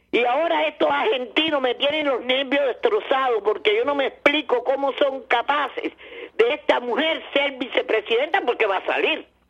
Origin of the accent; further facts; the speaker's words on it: Cuba; also born or lived in Venezuela; now in United States; como cubana, como ciudadana de este país, como haber vivido en Venezuela